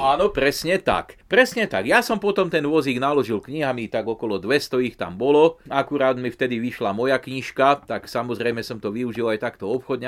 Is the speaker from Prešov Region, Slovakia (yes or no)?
no; Turiec, Žilina Region, Slovakia; u nás v Turci na Lipovci